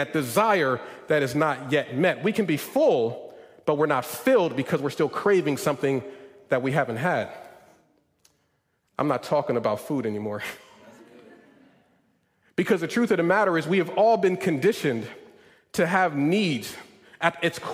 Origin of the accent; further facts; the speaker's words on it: Northeast, United States; moved away; I come from the Northeast.